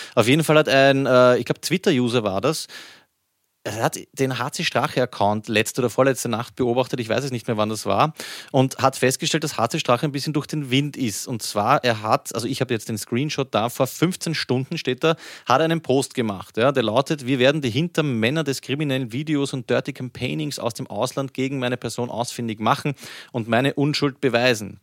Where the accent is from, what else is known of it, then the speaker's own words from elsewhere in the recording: Vienna, Austria; bei uns in Wien